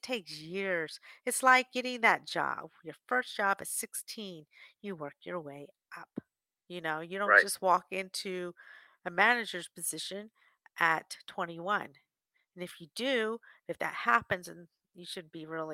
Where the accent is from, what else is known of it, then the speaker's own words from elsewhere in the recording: New Jersey, United States; also born or lived in Washington, D.C.; I'm from back from Jersey area, a family in Washington, D.C.